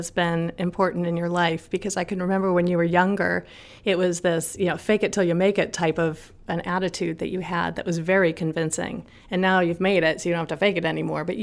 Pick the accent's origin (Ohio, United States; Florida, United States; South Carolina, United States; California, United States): California, United States; Los Angeles; I was born and raised in Los Angeles.